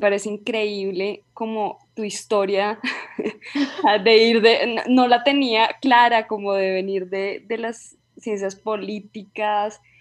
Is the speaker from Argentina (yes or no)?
no; Colombia; also born or lived in United States; soy una antropóloga colombiana